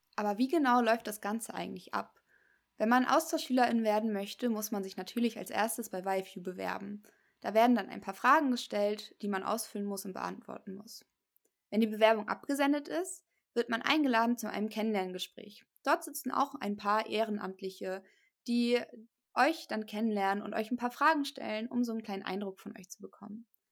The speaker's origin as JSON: {"language": "German", "country": "Germany", "said": "bei uns in Deutschland"}